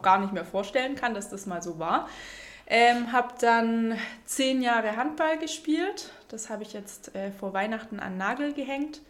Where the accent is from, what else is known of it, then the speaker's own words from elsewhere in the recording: near Stuttgart, Baden-Württemberg, Germany; moved away as an adult; now in Konstanz, Germany; ich komme ursprünglich aus der Nähe von Stuttgart, bin jetzt aber seit zehn Jahren in Konstanz